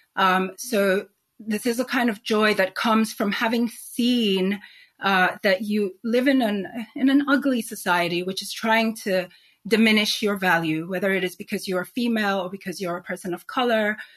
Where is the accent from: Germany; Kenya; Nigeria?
Nigeria; also born or lived in Sweden / Spain / New York; now in London, United Kingdom; growing up in Nigeria, um, I was witness to a particular type of society